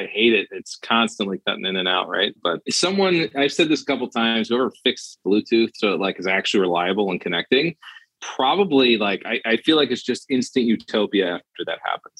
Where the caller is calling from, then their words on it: Florida, United States; Yeah, it's a shipping container off the coast of Florida. Now it is. I am on the coast of Florida.